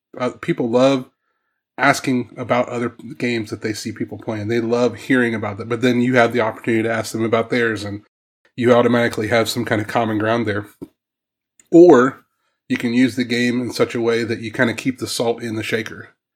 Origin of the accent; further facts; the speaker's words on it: Southwest Missouri, United States; moved away; also born or lived in Ohio; I grew up in Southwest Missouri.